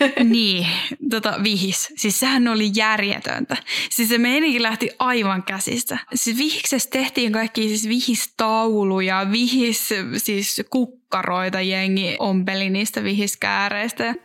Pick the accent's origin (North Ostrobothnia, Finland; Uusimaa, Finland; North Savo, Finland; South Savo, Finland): Uusimaa, Finland; Järvenpää; Järvenpäällä, joka on mun, mun, missä mä oon syntynyt ja kasvanut